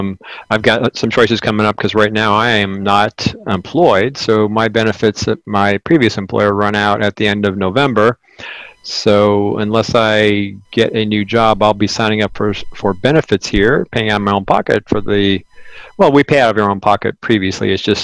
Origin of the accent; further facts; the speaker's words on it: Arizona, United States; from Arizona.